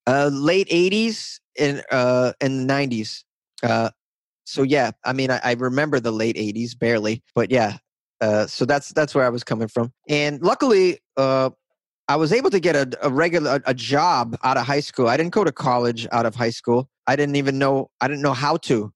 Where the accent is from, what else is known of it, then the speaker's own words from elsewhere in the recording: north of Boston, Massachusetts, United States; accent: Boston; the town I grew up in was a little bit north of Boston